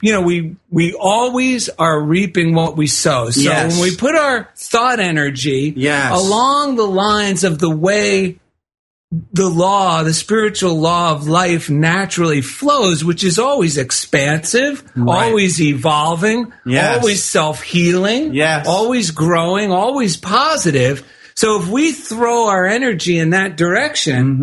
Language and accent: English; New Jersey, United States; Vineland, New Jersey, of all places, my home state